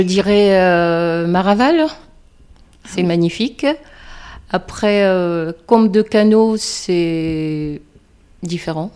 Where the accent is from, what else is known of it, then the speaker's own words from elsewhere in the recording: Réunion; moved away as an adult; now in Mont Ventoux area, France; je viens de La Réunion